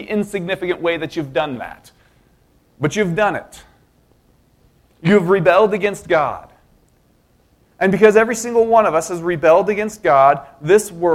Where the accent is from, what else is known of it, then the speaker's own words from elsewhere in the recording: Denver, Colorado, United States; I grew up in Denver